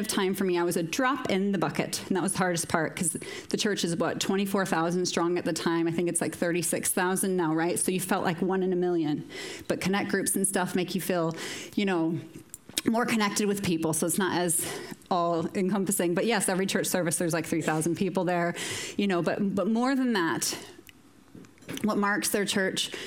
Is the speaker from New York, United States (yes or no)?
no; small farming town in northern Indiana, United States; moved away as an adult; now in Moira, United Kingdom; a little small farming town outside Chicago. So northern Indiana.